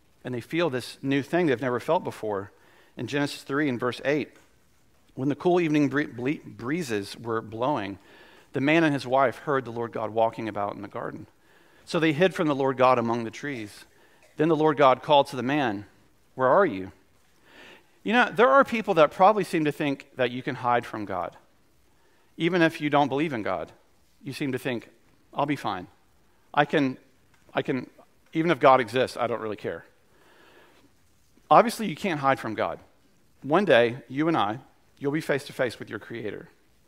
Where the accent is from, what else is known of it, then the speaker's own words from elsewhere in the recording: the South, United States; we're from the South